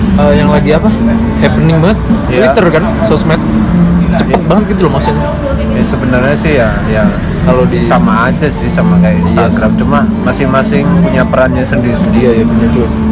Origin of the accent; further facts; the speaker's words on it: Blitar, East Java, Indonesia; now in Malang, Indonesia; gue orang Blitar